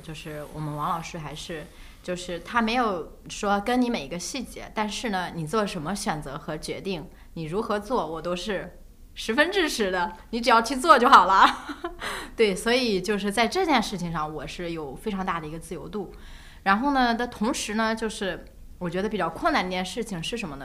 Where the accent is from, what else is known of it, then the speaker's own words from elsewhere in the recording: northern China, China; 因为我，我是北方人